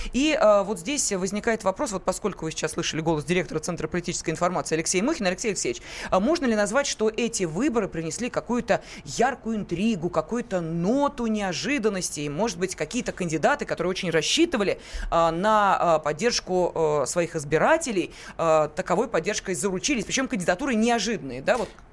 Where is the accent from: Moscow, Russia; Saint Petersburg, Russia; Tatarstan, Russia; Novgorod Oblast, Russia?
Moscow, Russia; мы, москвичи